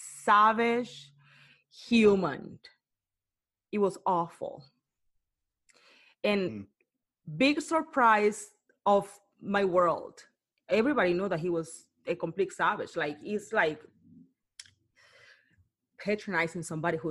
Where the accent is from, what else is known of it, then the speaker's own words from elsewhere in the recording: Cartagena, Bolívar, Colombia; English is a second language; now in Bay Area, United States; I'm from Cartagena, Colombia